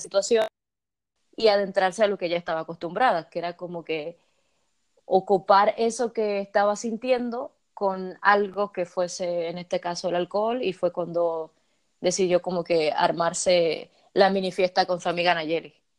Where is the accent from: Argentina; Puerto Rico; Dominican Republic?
Dominican Republic